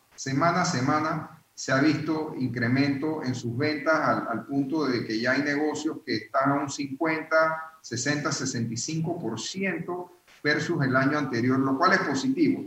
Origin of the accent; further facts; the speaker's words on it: Panama; nosotros como panameños